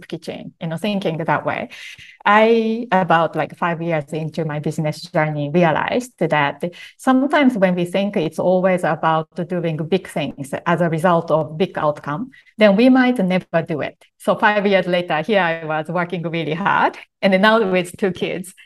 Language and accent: English; Japan; my background growing up in Japan